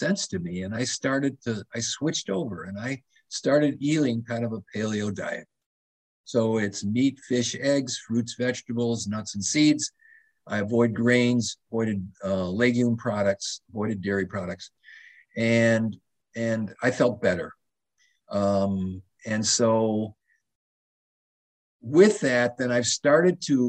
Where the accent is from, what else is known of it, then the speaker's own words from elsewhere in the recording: Madison, Wisconsin, United States; moved away; I grew up in Madison, Wisconsin